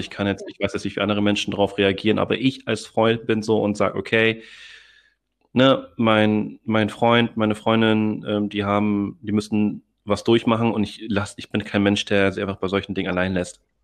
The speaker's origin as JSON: {"language": "German", "region": "Hamburg", "country": "Germany", "tie": "born or raised there", "also_born_or_lived": "Philippines (ancestry)", "said": "Ich bin zwar hier in Deutschland geboren"}